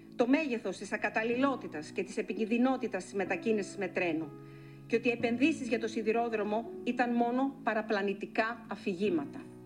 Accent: Greece; Είμαι μια μητέρα από την Ελλάδα

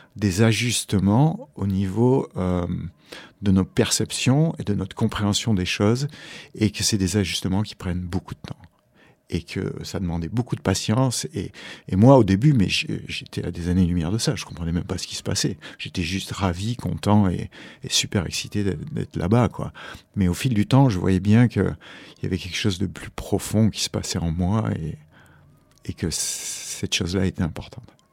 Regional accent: Mediterranean, France; moved away as an adult; also born or lived in Hawaii; j'ai grandi en Méditerranée

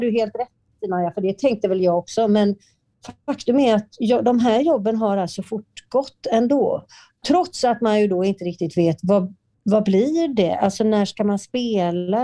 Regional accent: Partille, Västra Götaland, Sweden; i Partille där jag är uppvuxen

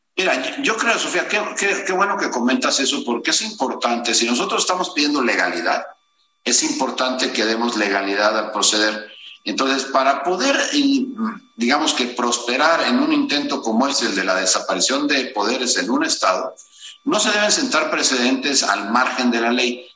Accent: Veracruz, Mexico; todos los que somos de Veracruz, nacidos pues eh, eh, en Veracruz

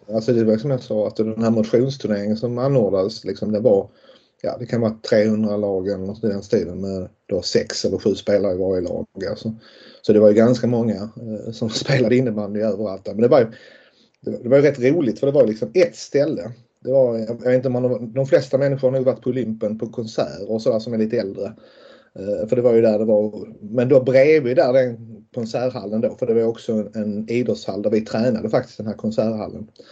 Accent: Lund, Skåne, Sweden; jag kommer ju från Lund och, och um, bor ju fortfarande i Lund och alltid bott i, bott i Lund.

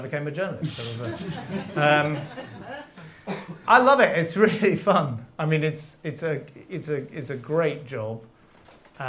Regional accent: London, United Kingdom; I grew up in London

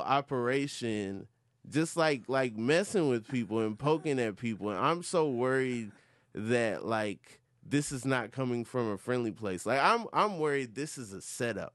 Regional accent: Atlanta, Georgia, United States; I'm from Atlanta, Georgia.

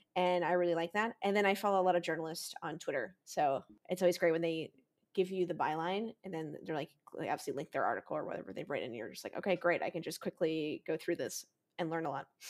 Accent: United States; as an American

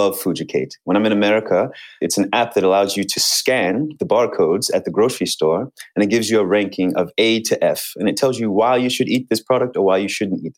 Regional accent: United States; I'm American

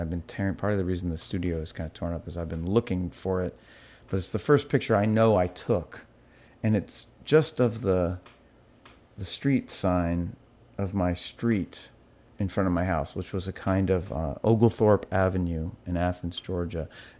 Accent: Malawi; born there; I was born in Malawi in Africa. And my parents were in the Peace Corps.

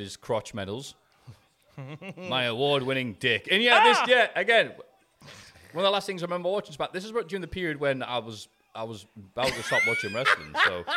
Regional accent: Bishop Auckland, North East England, United Kingdom; I'm from Bishop Auckland

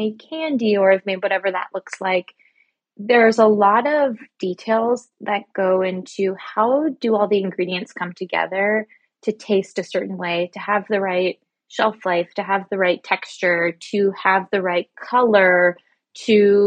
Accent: Canada; moved away as an adult; now in New York City, United States; I'm actually Canadian, so I was doing all of this in Canada

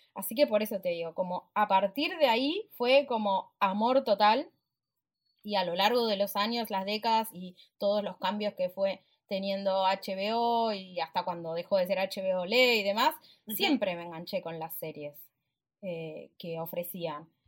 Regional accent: Puerto Madryn, Chubut, Argentina; moved away; Yo crecí en Puerto Madryn, en el sur del país

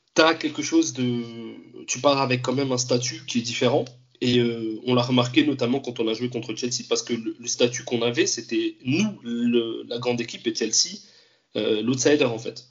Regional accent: France; also born or lived in Andalusia; bien que j'ai grandi en France, donc moi n'ai pas grandi en Espagne

